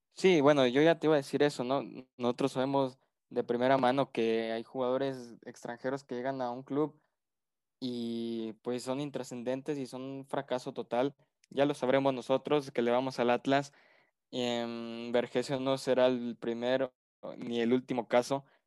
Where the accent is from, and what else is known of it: Mexico